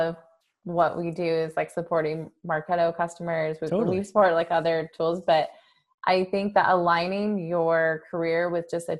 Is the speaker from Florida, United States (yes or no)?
no; San Jose, California, United States; I grew up in San Jose